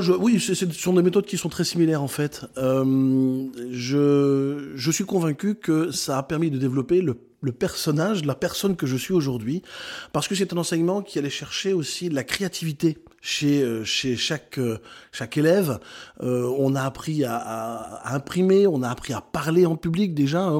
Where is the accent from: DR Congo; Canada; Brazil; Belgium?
Belgium; Brussels, Brussels-Capital Region; moved away as an adult; also born or lived in Netherlands; now in France; je suis belge de naissance, je suis né à Bruxelles, j'ai euh, grandi euh, là-bas, à 18 ans je quitte la Belgique